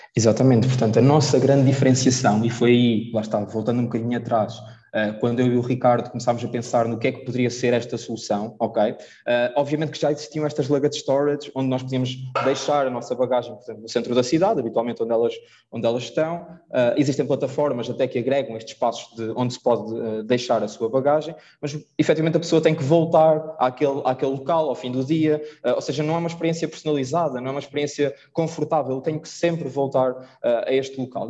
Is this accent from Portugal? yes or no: yes; Portugal; nós somos portugueses